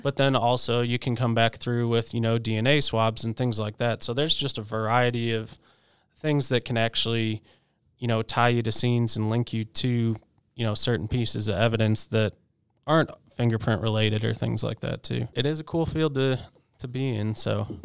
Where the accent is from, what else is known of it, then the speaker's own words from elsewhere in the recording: Chicago, Illinois, United States; moved away; also born or lived in West Virginia / Washington, D.C.; I did grow up in Chicago